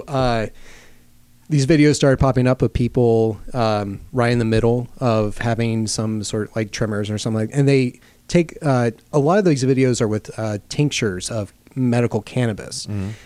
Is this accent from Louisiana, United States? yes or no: yes; Lake Charles, Louisiana, United States; I grew up reading our uh, daily newspaper in my hometown of Lake Charles, mm-hmm. Louisiana